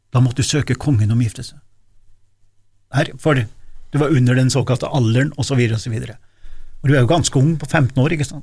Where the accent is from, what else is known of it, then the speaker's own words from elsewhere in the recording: rural Trøndelag, Norway; also born or lived in Dombås; der jeg vokste opp, da, og sånn som var både på Oppdal og Domås og Okta på disse mindre plassene, oppe i Gauldalen og på Støren